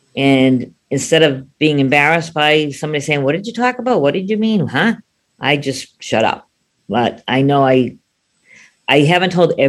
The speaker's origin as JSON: {"language": "English", "town": "Boston", "region": "Massachusetts", "country": "United States", "said": "Hi, everybody. I'm … from Boston. I am 60 years old."}